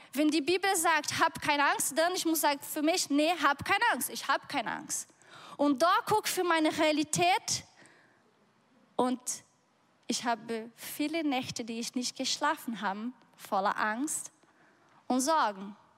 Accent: Brazil; German is a second language; moved away; ich bin auf dem Bauerhof aufgewachsen.

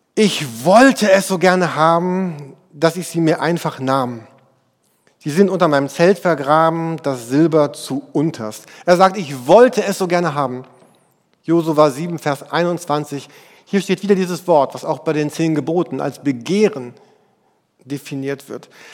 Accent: Germany; bei uns in Deutschland

